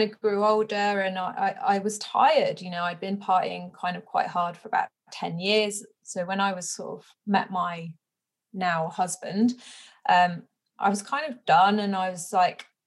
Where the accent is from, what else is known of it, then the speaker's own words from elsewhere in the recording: West Country, South West England, United Kingdom; I grew up in the West Country